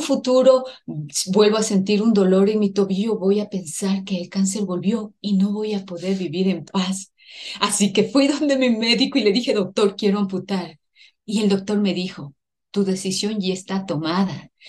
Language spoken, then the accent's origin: Spanish; Ecuador; Soy ecuatoriana